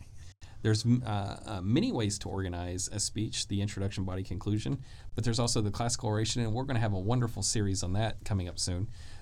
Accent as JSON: {"language": "English", "region": "Arkansas", "country": "United States", "said": "You know, I'm from Arkansas."}